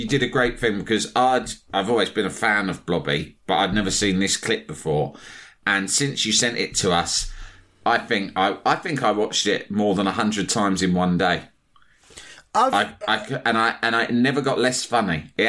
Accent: England, United Kingdom; even to me as an Englishman

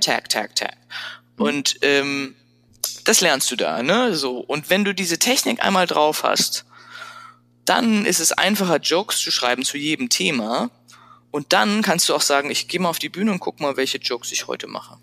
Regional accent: Frankfurt, Hesse, Germany; accent: Hessian; moved away as an adult; also born or lived in Paris / Milan / Freiburg / San Francisco; ich bin letztlich aufgewachsen in Frankfurt. Also geboren in Paris und dann sind wir ziemlich schnell nach Frankfurt gezogen und da bin ich zur Schule gegangen

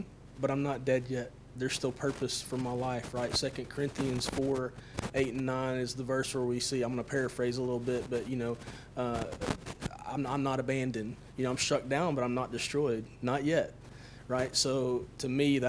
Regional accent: Tennessee, United States; I grew up in Tennessee

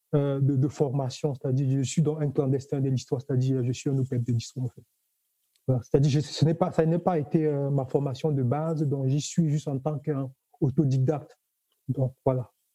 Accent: Cameroon; now in Toulouse, France; je suis originaire du Cameroun

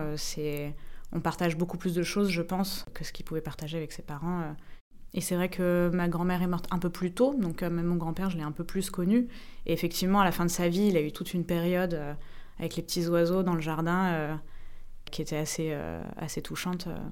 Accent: Paris, Île-de-France, France; moved away as an adult; quand j'arrive à Paris et que je vois les immeubles, c'est aussi moi j'ai grandi là-dedans

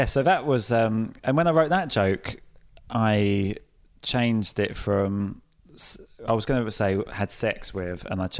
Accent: Folkestone, South East England, United Kingdom; I come from Folkestone in Kent, which is where the Channel Tunnel starts

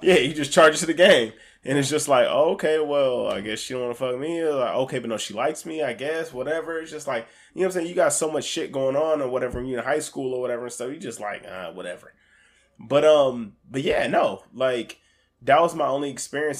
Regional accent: Alaska, United States; I grew up in Alaska

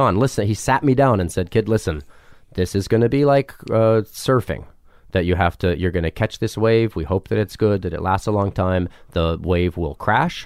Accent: New Mexico, United States; also born or lived in Ruidoso, New Mexico / Albuquerque, New Mexico; I grew up in New Mexico

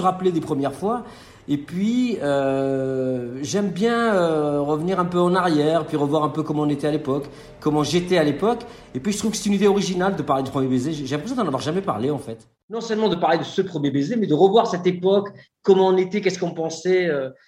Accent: Marseille, Provence-Alpes-Côte d'Azur, France; je suis Marseillais

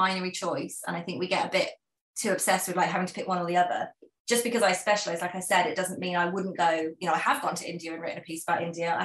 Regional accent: United Kingdom; I am British

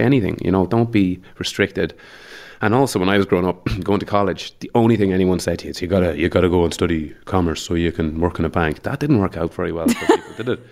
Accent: Mullingar, Westmeath, Ireland; moved away as an adult; also born or lived in Dublin; I'm from Mullingar

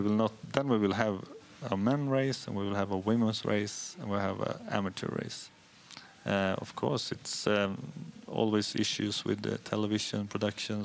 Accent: Hede, Jämtland, Sweden; I'm from Hede, and it's one of the only ski jumping hills in Sweden

